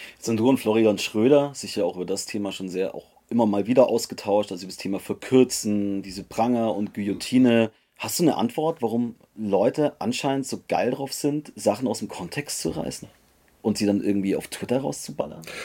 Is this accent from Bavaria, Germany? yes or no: yes; Munich, Bavaria, Germany; bei mir in Bayern, ich komme aus München